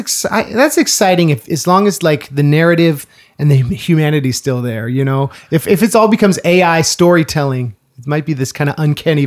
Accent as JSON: {"language": "English", "area": "Central Coast", "region": "California", "country": "United States", "tie": "born or raised there", "said": "I grew up in California, like Central Coast, near the Bay Area. And so the first candidate I voted for was Al Gore, because I just turned 18 right before the 2000 election."}